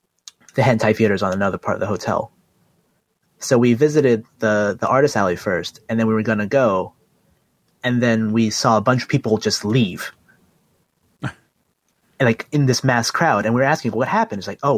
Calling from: Sunnyvale, California, United States; from Sunnyvale.

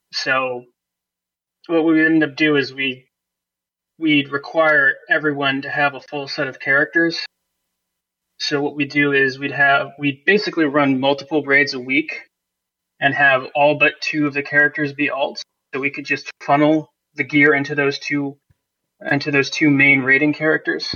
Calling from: Poughkeepsie, New York, United States; I'm calling from Poughkeepsie, New York.

